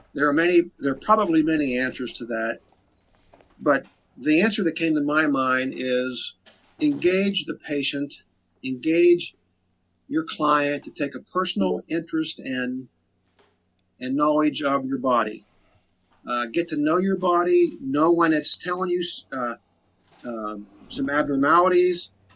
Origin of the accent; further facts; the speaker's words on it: Frostburg, Maryland, United States; now in Cumberland, United States; I'm from Frostburg. Grew up in Frostburg